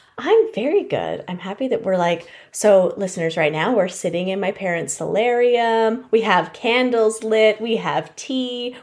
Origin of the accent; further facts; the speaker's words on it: Canada; I'm not American